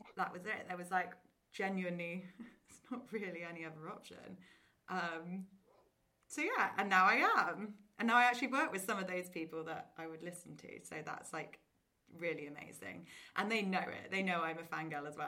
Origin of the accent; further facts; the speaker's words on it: Oxford, South East England, United Kingdom; moved away as an adult; now in London, United Kingdom; I grew up in Oxford, went to like a nice normal state school